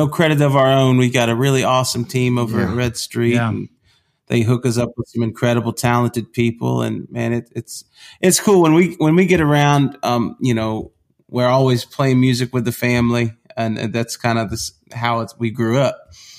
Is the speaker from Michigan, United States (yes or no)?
no; Georgia, United States; We grew up in South Georgia, a large part of our childhood, and then we moved to mom's hometown in early 2000s, and we've been here ever since.